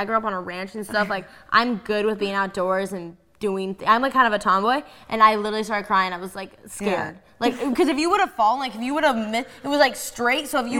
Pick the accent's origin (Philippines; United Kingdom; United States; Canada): United States; Colorado; moved away; I'm from Colorado